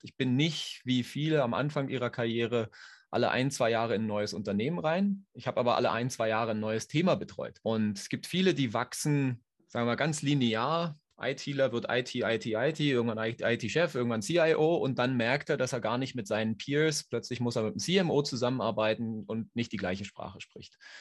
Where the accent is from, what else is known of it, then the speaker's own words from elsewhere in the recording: Berlin, Germany; moved away as an adult; now in Switzerland; Ich komme ursprünglich aus Berlin oder bin da aufgewachsen, wohne seit nunmehr 13 Jahren in der Schweiz.